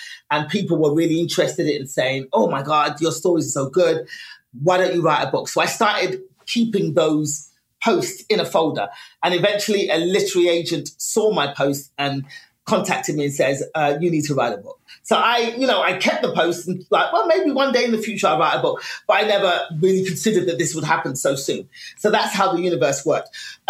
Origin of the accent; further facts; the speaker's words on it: Nigeria; and as a Nigerian, because my family's African, I was born left-handed.